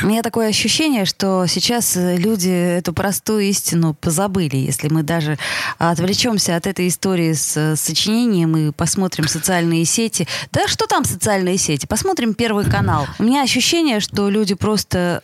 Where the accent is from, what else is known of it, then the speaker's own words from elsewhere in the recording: Saint Petersburg, Russia; мы ленинградцы, петербуржцы